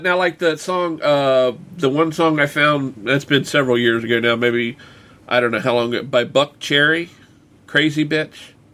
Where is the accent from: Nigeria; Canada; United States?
United States; Winchester, Virginia; right here in, in my hometown